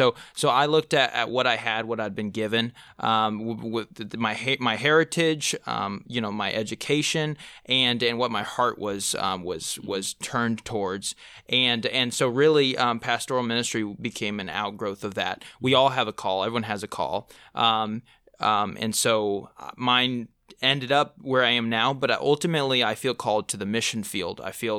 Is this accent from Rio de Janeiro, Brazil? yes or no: no; Manaus, Amazonas, Brazil; Yeah, so I grew up in Manaus, Brazil, which is on the kind of the Amazon River where it meets the Rio Negro.